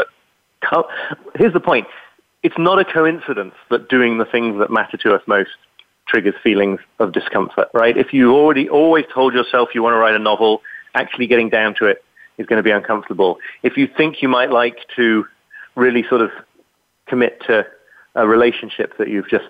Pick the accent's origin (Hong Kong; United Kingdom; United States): United Kingdom; accent: British; people hear my British accent